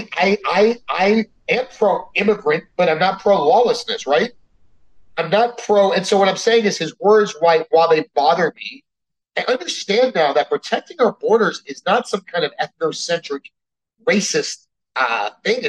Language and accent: English; South Florida, United States; also born or lived in Miami; I grew up in South Florida.